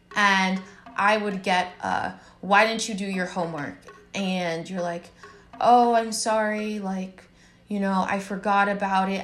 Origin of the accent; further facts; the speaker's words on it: United States; as a black girl growing up in America, with immigrant parents from Haiti